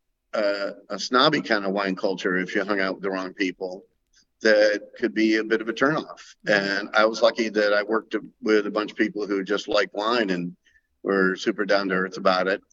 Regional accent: Ohio, United States; moved away as an adult; also born or lived in Columbus, Ohio / California; now in Willamette Valley, Oregon, United States; Originally, I'm from Ohio.

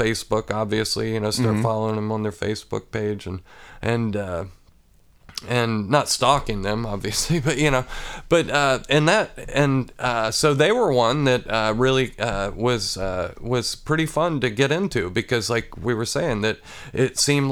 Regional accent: Athens, Ohio, United States; also born or lived in Xenia, Ohio; I moved here when I was 3, and I grew up on a large farm outside of Athens

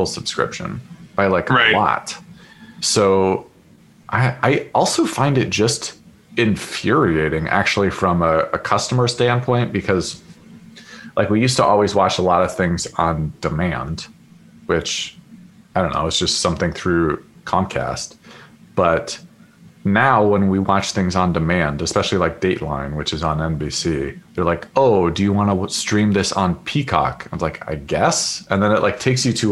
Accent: Seattle, Washington, United States; now in Bay Area, United States; I was raised in Seattle

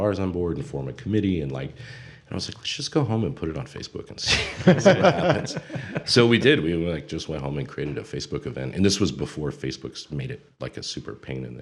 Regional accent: Ida, Michigan, United States; born or raised there; now in Toledo, United States

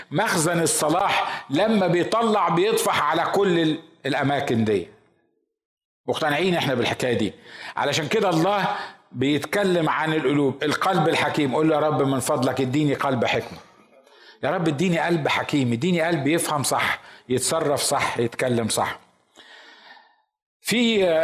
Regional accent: Egypt; كنا في الكنيسه عندنا في مصر

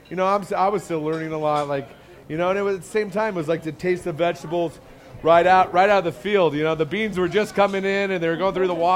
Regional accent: Iowa, United States; moved away; I grew up in Iowa in the middle of the heartland, in the middle of corn country.

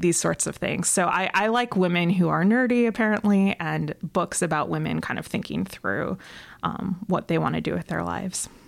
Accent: Rochester, New York, United States; I'm from Rochester, New York

